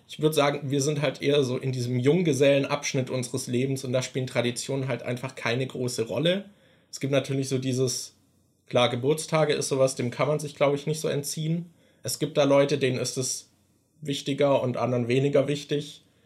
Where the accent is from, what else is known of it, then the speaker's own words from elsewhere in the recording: Germany; wir sind halt beide in Deutschland aufgewachsen